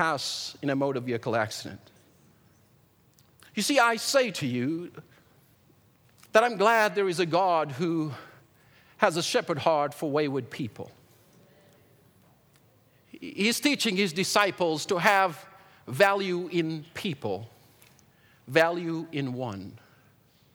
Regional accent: South Africa; in South Africa growing up

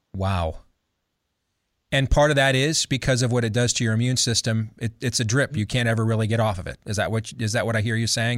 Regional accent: United States; I'm an American.

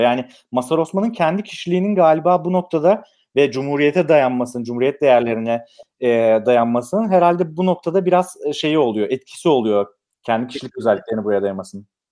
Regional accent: Manisa, Turkey; Ben Manisa'lıyım

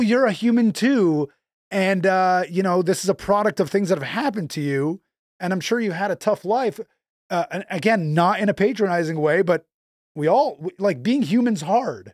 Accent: Canada; also born or lived in Montreal; being Canadian

